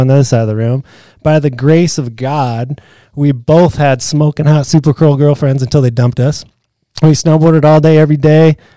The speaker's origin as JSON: {"language": "English", "town": "Marshalltown", "region": "Iowa", "country": "United States", "tie": "born or raised there", "said": "I grew up in Marshalltown, Iowa"}